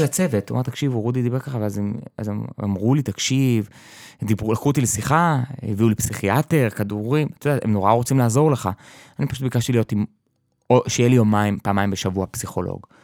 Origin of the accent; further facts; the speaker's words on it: kibbutz in the Jordan Valley, Northern District, Israel; תמיד הייתי בקיבוץ, אה, התחנכתי כילד חוץ בקיבוץ, בעמק הירדן